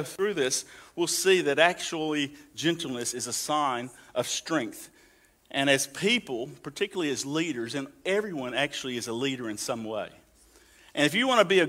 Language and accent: English; the South, United States; moved away; I come from the South where, you know, we take pride in being gentlemen